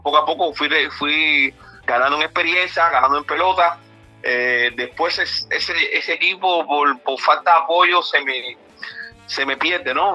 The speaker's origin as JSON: {"language": "Spanish", "country": "Cuba", "said": "como todo cubano"}